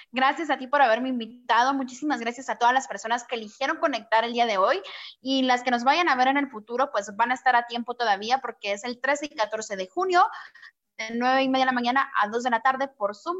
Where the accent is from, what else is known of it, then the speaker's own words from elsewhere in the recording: Guatemala; moved away; also born or lived in Mexico; Yo soy de Guatemala y ahorita la cuarentena me tocó aquí en México.